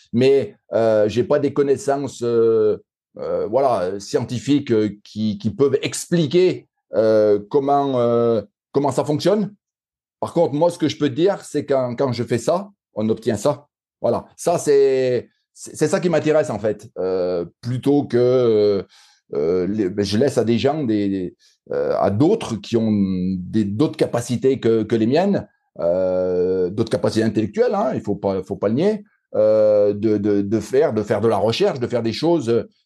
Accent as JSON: {"language": "French", "town": "Saint-Étienne", "region": "Auvergne-Rhône-Alpes", "country": "France", "accent": "Stéphanois", "said": "par mon accent, on, voit que je suis un pur Stéphanois"}